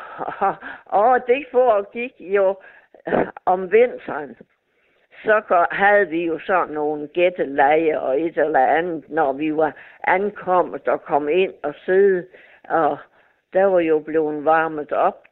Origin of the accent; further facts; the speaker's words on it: Nykøbing Mors, North Denmark Region, Denmark; Jeg er jo fra Mors, fra Nykøben